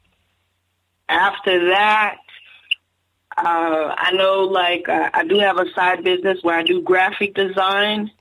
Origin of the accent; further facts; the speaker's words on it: Miami, Florida, United States; now in Lakeland, United States; I'm really from Miami, Florida. Right now, I stay in a city called Lakeland, Florida. We're in Polk County. But I'm originally from Miami, Florida